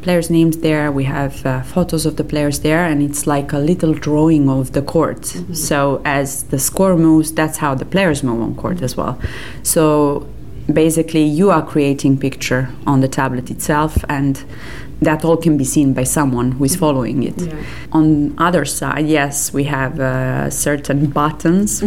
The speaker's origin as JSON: {"language": "English", "country": "Serbia", "second_language": "English", "said": "I'm coming from Serbia."}